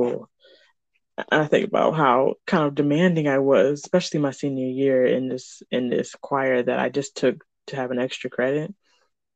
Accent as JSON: {"language": "English", "region": "Michigan", "country": "United States"}